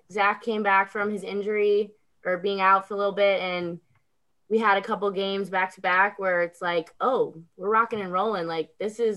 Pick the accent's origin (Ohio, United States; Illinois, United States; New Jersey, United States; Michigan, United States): Illinois, United States; Chicago suburbs; Born and raised in Chicago suburbs